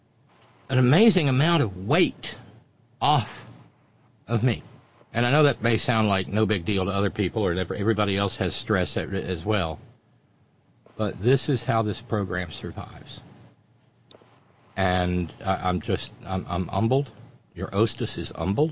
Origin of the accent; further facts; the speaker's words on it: Alabama, United States; I'm from Alabama